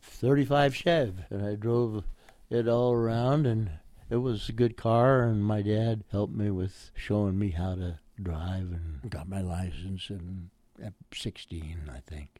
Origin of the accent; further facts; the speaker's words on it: Oakland, California, United States; now in La Mirada, United States; I was born in Oakland, California on 57th Street and Lowell Avenue